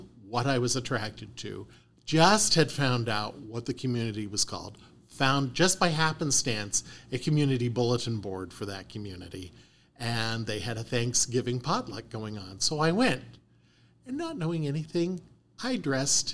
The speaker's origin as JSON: {"language": "English", "country": "Canada", "tie": "born or raised there", "also_born_or_lived": "Ohio / Cincinnati", "moved": "yes", "lives_now": "Arizona, United States", "said": "I'm a dual citizen. I was born and raised in Canada."}